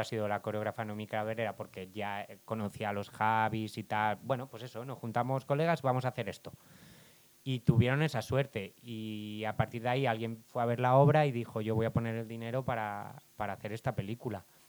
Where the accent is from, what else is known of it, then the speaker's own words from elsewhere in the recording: Barcelona, Catalonia, Spain; soy de Barcelona